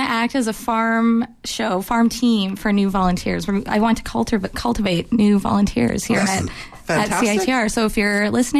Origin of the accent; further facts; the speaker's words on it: Winnipeg, Manitoba, Canada; moved away as an adult; now in Vancouver, Canada; I'm going home for the holidays and I'm from Manitoba.